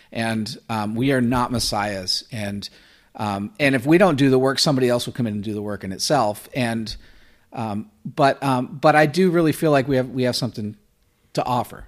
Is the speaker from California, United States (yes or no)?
no; Florida, United States; also born or lived in New Jersey; I was born in New Jersey and then raised in Florida